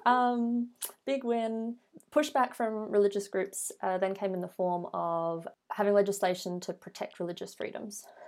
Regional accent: Australia; speaking as an Australian

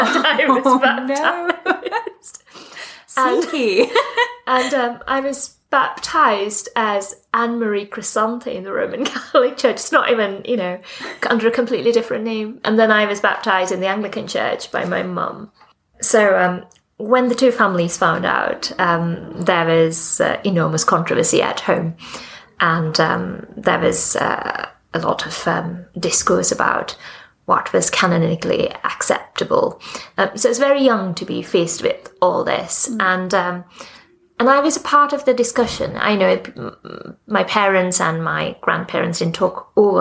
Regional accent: Sri Lanka; also born or lived in Australia / Pakistan; now in United Kingdom; I was born in Sri Lanka, in the Church of Ceylon.

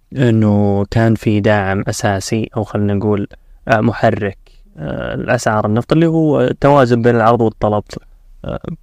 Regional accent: Saudi Arabia; عندنا في السعودية

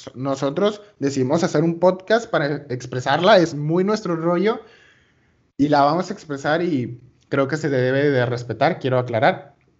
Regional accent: Venezuela; yo soy de Venezuela.

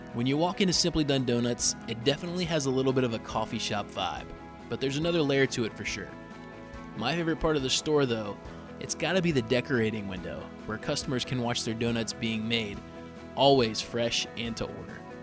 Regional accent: Duluth, Georgia, United States; I grew up in Duluth

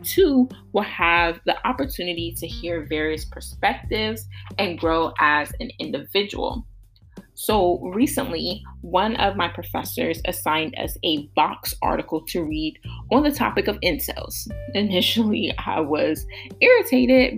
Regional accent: Columbus, Ohio, United States; I was born and raised in Columbus, Ohio.

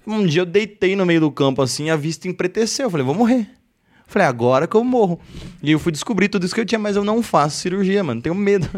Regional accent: Osasco, São Paulo, Brazil; onde a gente cresceu lá em Osasco

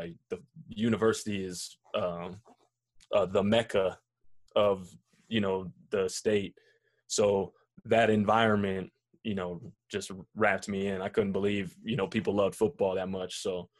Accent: Boulder, Colorado, United States; also born or lived in Nebraska; I was born and raised here in Colorado. I grew up in Boulder. I grew up going to Buffs camps, you know. My mother was a Buff.

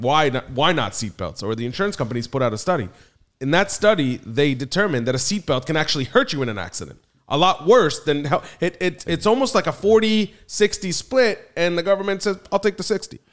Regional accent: Philadelphia, Pennsylvania, United States; moved away; also born or lived in Miami; I'm coming from Philly

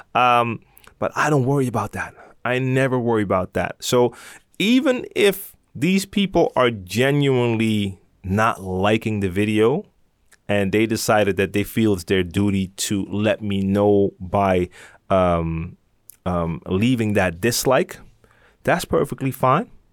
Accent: Amsterdam, North Holland, Netherlands; I'm from Amsterdam

